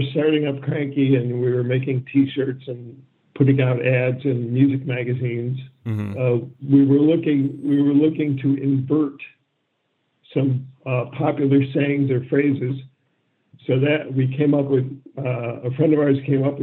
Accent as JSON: {"language": "English", "town": "Syracuse", "region": "New York", "country": "United States", "tie": "born or raised there", "also_born_or_lived": "Ann Arbor, Michigan", "said": "I grew up in Syracuse, New York, which at that time was more or less a backwater."}